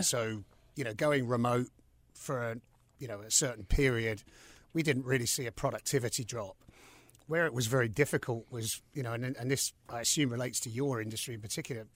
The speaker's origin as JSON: {"language": "English", "region": "London", "country": "United Kingdom", "tie": "born or raised there", "also_born_or_lived": "New York City, United States", "moved": "as an adult", "lives_now": "Charlotte, United States", "said": "growing up in London"}